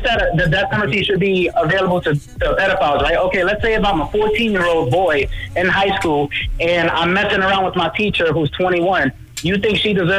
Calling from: New York City, New York, United States; I'm calling from Brooklyn, New York.

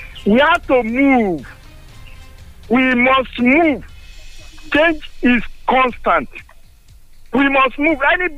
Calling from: Nigeria; I'm calling from Songo.

